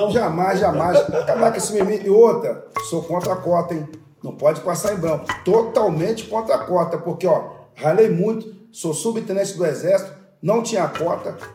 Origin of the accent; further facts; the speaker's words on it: Austin, Rio de Janeiro, Brazil; also born or lived in Queimados; Nasci em Queimados, na Baixada Fluminense, criado em Austin há quase meio século. Filho de uma empregada doméstica e um pedreiro